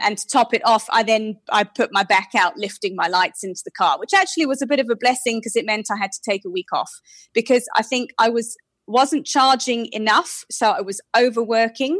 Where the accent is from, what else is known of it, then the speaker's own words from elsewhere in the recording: United Kingdom; moved away as an adult; now in South Africa; I'm British, so I've been in South Africa for eight and a half years now